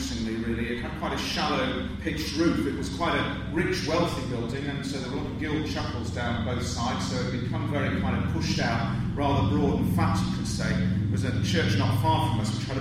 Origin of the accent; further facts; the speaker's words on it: Coventry, West Midlands, United Kingdom; I come from Coventry in the UK